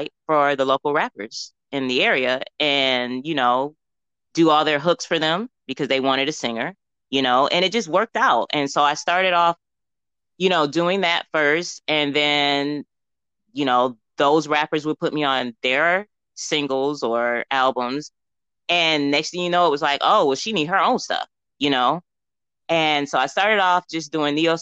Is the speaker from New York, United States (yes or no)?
yes; New York, United States; moved away as an adult; now in Atlanta, United States; I am a New Yorker to the fullest